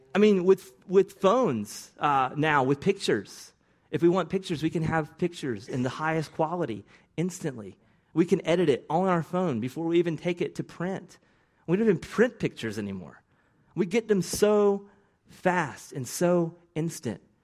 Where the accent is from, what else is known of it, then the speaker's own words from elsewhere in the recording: the South, United States; accent: Southern; my Southern accent, which I don't even think is that Southern